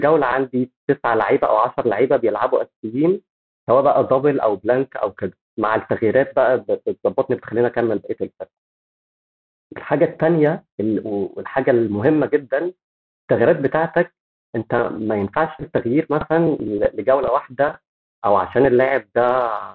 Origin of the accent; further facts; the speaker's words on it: Egypt; احنا عندنا في مصر